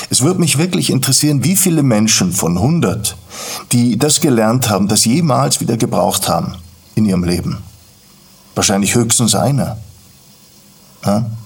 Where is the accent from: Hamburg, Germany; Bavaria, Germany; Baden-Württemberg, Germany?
Bavaria, Germany; Garching; Aufgewachsen bin ich in Garching bei München, damals noch ein kleines, recht bäuerliches Dorf.